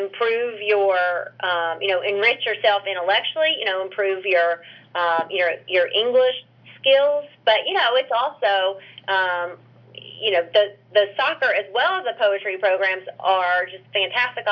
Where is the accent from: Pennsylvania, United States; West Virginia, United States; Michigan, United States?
West Virginia, United States; rural; We didn't have soccer at all where I grew up in rural West Virginia